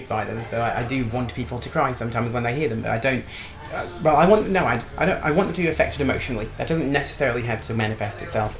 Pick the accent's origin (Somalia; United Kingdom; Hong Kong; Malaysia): United Kingdom; Newcastle upon Tyne, North East England; I'm from Newcastle